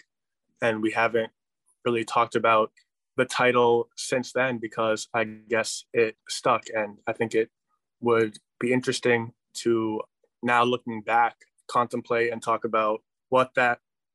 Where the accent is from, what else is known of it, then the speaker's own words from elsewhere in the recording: Worcester, Massachusetts, United States; I was a youth born and raised in Worcester.